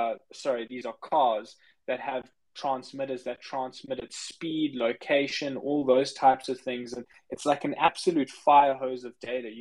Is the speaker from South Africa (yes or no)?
yes; South Africa; I'm actually from South Africa. That's where I grew up.